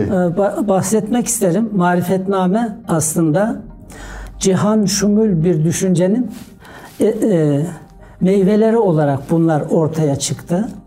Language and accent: Turkish; Domaniç, Kütahya, Turkey; 1961 Kütahya Domaniş doğumluyum.